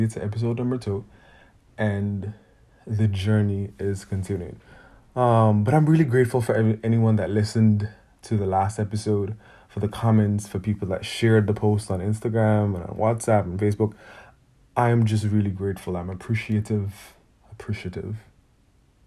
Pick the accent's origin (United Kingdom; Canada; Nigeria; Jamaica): Jamaica; I feel like I grew up in Jamaica